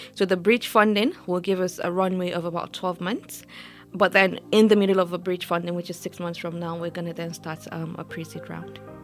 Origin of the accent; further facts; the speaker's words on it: Nigeria; moved away as an adult; now in United Kingdom; as an African, especially as a Nigerian